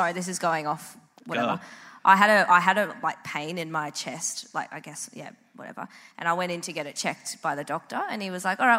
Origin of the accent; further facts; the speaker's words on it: Brisbane, Queensland, Australia; I'm from Brisbane.